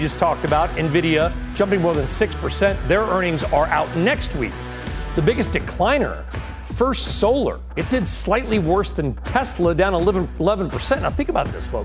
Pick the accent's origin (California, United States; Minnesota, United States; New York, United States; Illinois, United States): California, United States; Los Angeles; moved away; also born or lived in San Diego; I grew up in Los Angeles and San Diego.